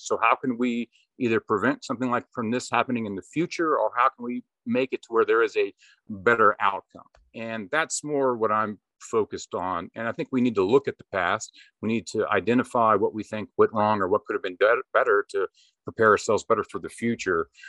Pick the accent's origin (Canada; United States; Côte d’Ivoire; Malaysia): United States; Texas; moved away as an adult; also born or lived in California; came back to my home state of Texas